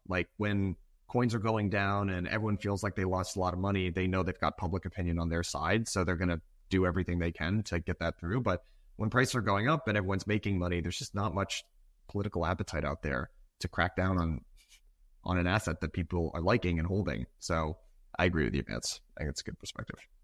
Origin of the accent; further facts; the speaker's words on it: Massachusetts, United States; I grew up in Massachusetts.